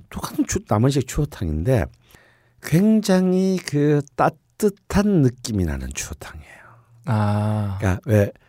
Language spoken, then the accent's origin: Korean; Busan, South Korea; 저 부산 사람인데